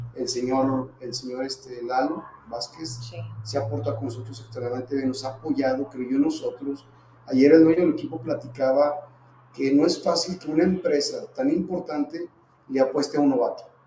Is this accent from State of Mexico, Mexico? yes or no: no; Zacatecas, Mexico; como zacatecano